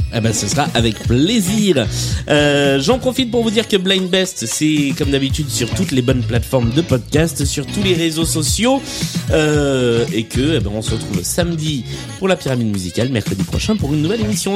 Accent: southern France, France; accent: southern French; je suis mieux avec l'accent du sud de Mireille Mathieu qu'avec l'accent hmm. anglais. C'est normal, l'un des deux est mon vrai accent

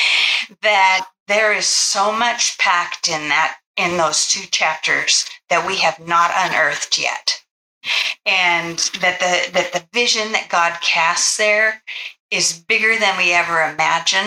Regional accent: United States; we assume as Americans

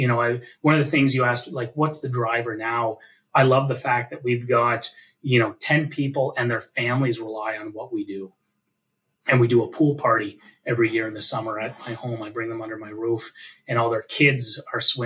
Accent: Canada; also born or lived in Hamilton, Ontario; as a Canadian

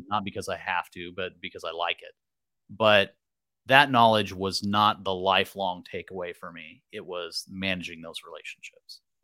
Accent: Merced County, California, United States; came back to my hometown and, uh, started working basically right off the bat, I had lined up a job with a local developer

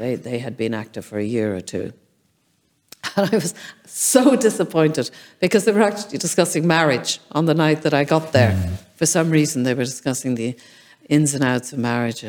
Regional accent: Ireland; also born or lived in France / England

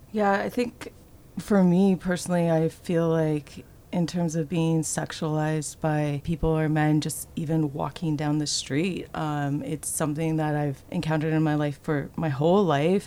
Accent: Toronto, Ontario, Canada; I grew up in Toronto, Ontario

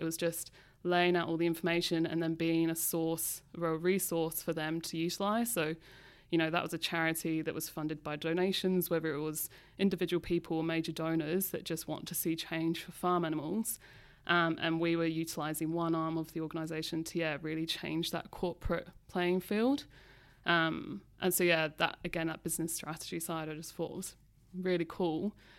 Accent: London, United Kingdom; now in Australia; growing up in London

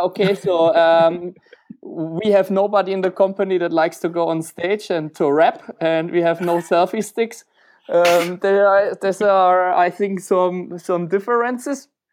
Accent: Germany; moved away as an adult; also born or lived in Czech Republic / Switzerland; now in Romania; I'm more an Eastern European dude, even when I'm from Germany, so I moved to Czech Republic instead.

